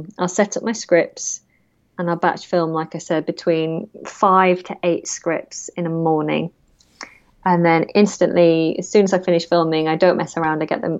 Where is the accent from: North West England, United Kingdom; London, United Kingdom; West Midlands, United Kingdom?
North West England, United Kingdom; accent: northern; And I lost my northern accent. So I'm a Lancashire girl. And through the process of drama school, I kind of changed my accent.